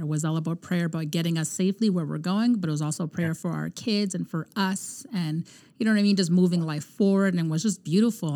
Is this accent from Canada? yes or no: yes; Canada; we're from Canada